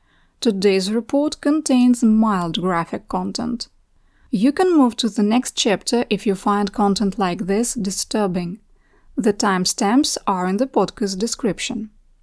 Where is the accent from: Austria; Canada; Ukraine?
Ukraine; my home, Ukraine